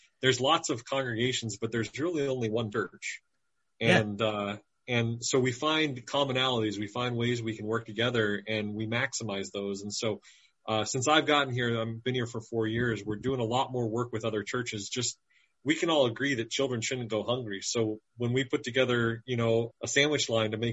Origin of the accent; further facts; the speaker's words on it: Flagstaff, Arizona, United States; I grew up in Flagstaff, Arizona.